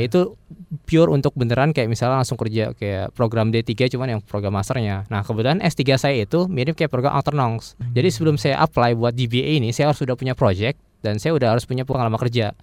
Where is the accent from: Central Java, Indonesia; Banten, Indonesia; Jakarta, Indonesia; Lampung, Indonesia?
Jakarta, Indonesia; moved away as an adult; also born or lived in La Rochelle, France; saya lahir besar di Jakarta